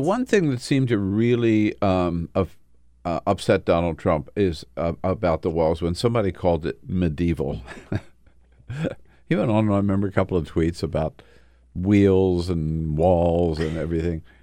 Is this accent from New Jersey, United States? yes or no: no; Los Angeles, California, United States; born or raised there; now in Washington, D.C., United States